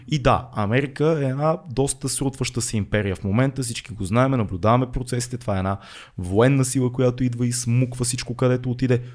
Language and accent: Bulgarian; Bulgaria; ние тук българите